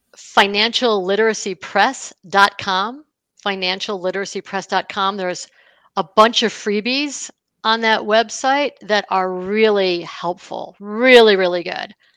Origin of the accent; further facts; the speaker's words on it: Buffalo, New York, United States; I grew up in Buffalo, New York